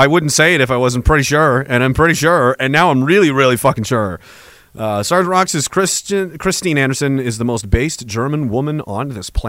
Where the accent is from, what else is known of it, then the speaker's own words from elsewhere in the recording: Nova Scotia, Canada; Short long since I grew up in Nova Scotia. I learned about Louis Riel in school.